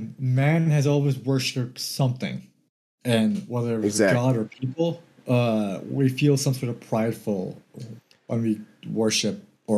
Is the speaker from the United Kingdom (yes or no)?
no; Canada; we're Canadians